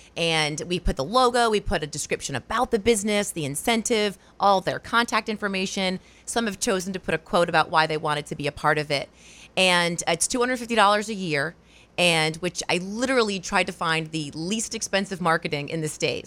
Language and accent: English; Rhode Island, United States; moved away as an adult; also born or lived in Wausau, Wisconsin; now in Portland, United States; I'm from Rhode Island originally